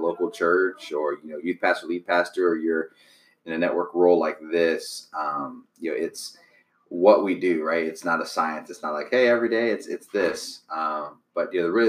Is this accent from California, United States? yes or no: no; Youngstown, Ohio, United States; I am originally from Youngstown, Ohio